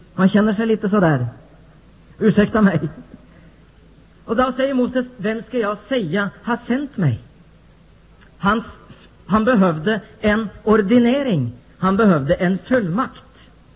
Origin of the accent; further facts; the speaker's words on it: Norway; jag som norsk pingstvän från Norge